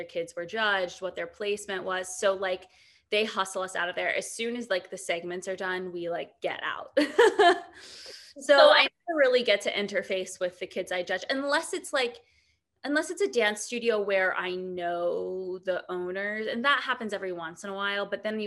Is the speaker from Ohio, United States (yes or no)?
yes; Ohio, United States; moved away as an adult; also born or lived in New York; I'm from Ohio